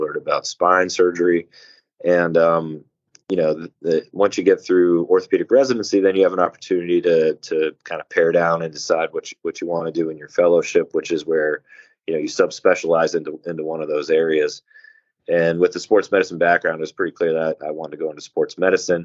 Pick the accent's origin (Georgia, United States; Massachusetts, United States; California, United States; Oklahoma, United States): Massachusetts, United States; now in Maryland, United States; I'm not actually from Maryland. I'm from Massachusetts originally